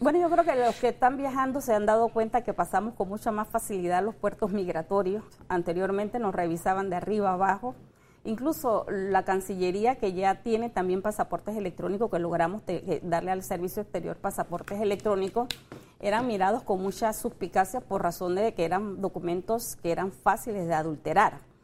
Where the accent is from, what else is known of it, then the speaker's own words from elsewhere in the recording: Panama; como panameños